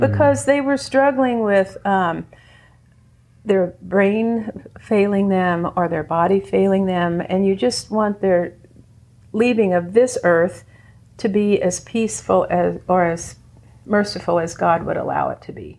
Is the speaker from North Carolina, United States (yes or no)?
no; Indiana, United States; moved away as an adult; also born or lived in Louisiana / Baton Rouge; now in Copper Country, Michigan, United States; From Louisiana, even though we're from Indiana